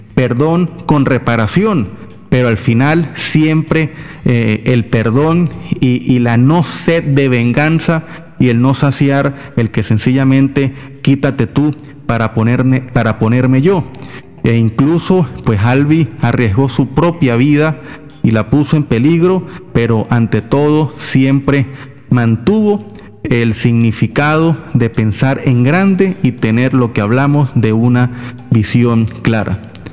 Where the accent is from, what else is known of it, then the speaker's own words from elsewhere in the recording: Venezuela; todos somos venezolanos